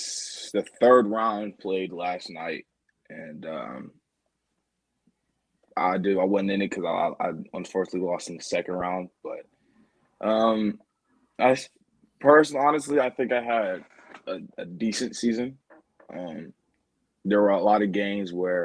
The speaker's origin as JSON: {"language": "English", "town": "Omaha", "region": "Nebraska", "country": "United States", "tie": "born or raised there", "also_born_or_lived": "Urbana, Illinois / Indiana", "said": "I was born in Urbana, Illinois. And then from age two, I moved to Indiana. Then from age two to nine, I lived there. And then I moved to Omaha, Nebraska"}